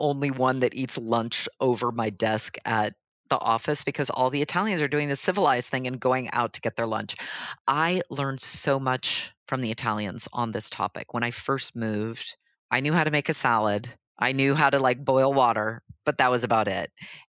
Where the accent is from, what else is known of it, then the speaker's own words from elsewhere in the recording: Los Angeles, California, United States; moved away as an adult; now in Milan, Italy; I grew up in Los Angeles, actually, before it was cool. So LA in the late 70s, early 80s was not the place to be. I grew up in a really sporty family, not at all kind of culturally attuned.